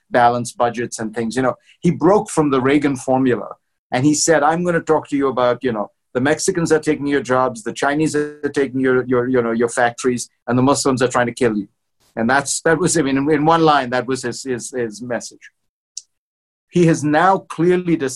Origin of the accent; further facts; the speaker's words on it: India; moved away; I'm not a Christian, but I grew up in India and went to Christian school my whole life